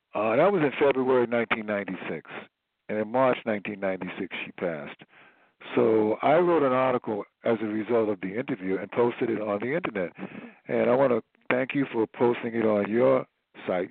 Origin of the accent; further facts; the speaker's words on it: Wilmington, North Carolina, United States; now in Chapel Hill, United States; my hometown of Wilmington, North Carolina